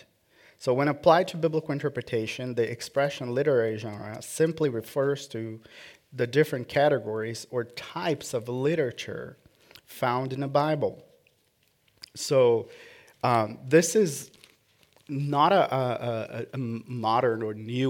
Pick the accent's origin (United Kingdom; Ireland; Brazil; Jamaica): Brazil; born or raised there